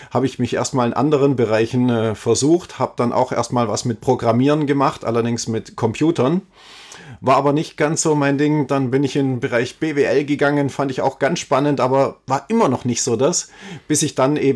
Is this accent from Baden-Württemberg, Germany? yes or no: yes; Ulm, Baden-Württemberg, Germany; Also ich komme aus Ulm, ja, ist meine Geburtsstadt